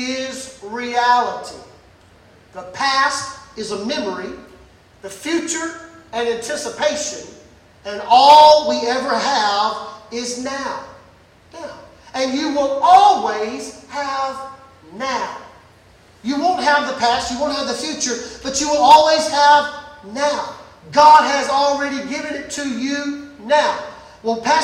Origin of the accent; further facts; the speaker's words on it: Brookhaven, Mississippi, United States; I was born and raised in Mississippi, Brookhaven, country boy.